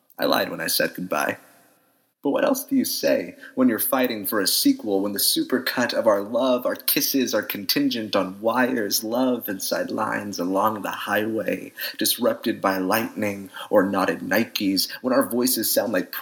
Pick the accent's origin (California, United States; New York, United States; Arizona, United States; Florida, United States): Arizona, United States; Phoenix; I'm from Phoenix, Arizona